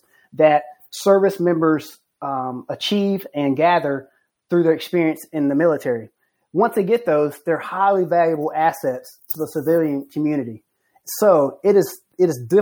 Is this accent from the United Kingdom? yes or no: no; United States; I'm an American